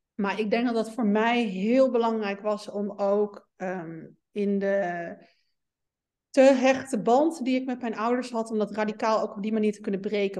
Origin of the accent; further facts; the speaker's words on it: Meppel, Drenthe, Netherlands; moved away; kom oorspronkelijk uit Meppel